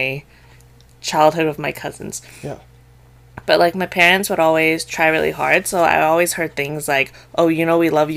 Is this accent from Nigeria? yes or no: no; Canada; I was raised and I was born in Canada